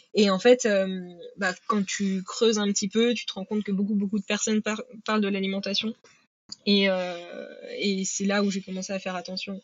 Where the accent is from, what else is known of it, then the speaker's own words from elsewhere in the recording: Normandy, France; je suis originaire de Normandie